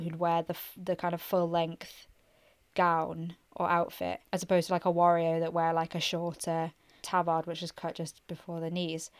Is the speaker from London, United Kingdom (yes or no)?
no; Northumberland, North East England, United Kingdom; I'm from Northumberland